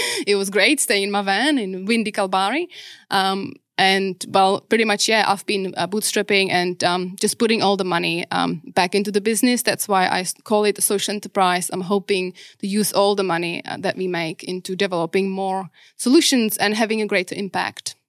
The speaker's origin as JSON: {"language": "English", "country": "Czechia", "tie": "born or raised there", "also_born_or_lived": "Prague / New Zealand", "second_language": "English", "moved": "as an adult", "lives_now": "Perth, Australia", "said": "I grew up pretty much to my adulthood in Czech"}